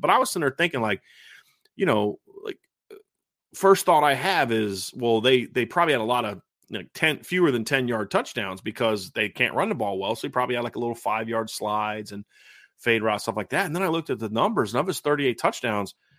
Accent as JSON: {"language": "English", "country": "United States", "said": "I'm an American"}